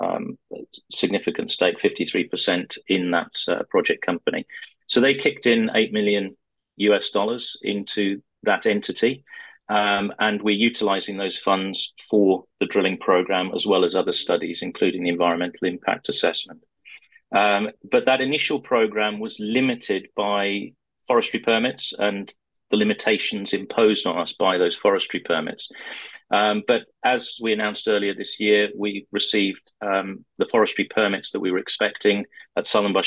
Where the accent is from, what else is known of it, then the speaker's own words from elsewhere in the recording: United Kingdom; also born or lived in Turkey / Western Australia; I speak the language fluently, although obviously you can tell from my accent that I spent most of my life in the UK.